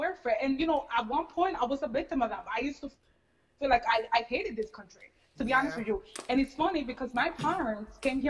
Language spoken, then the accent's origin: English; United States; I'm glad I'm an American. Like, thank God I was born here. Because if I would have been born in the Dominican Republic, and this is no shade to my parents' countries, obviously.